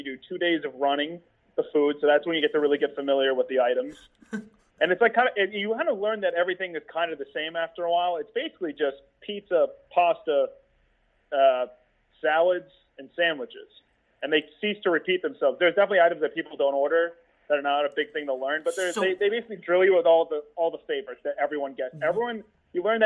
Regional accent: South Florida, United States; I grew up in South Florida

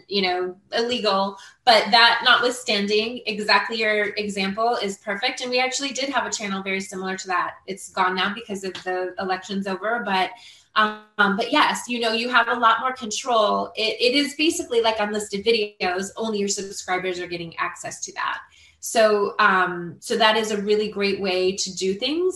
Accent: Marin County, California, United States; now in Florida, United States; I'm from Marin County

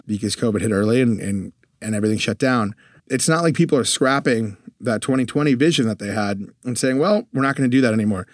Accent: Connecticut, United States; moved away as an adult; also born or lived in Europe; now in Texas, United States; grew up in Connecticut, lived in Europe for a little while for high school, came back to the U

